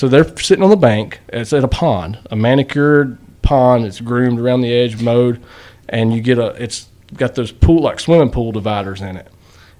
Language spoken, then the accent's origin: English; North Carolina, United States; now in Winston-Salem, United States; living in Winston, so I'm from Yadkin County. So I mean, just right across the river from you guys.